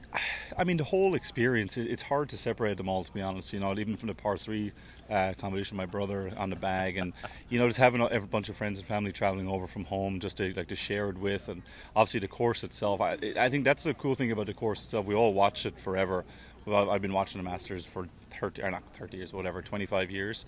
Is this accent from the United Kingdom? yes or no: no; Waterford, Munster, Ireland; I'm obviously down from Waterford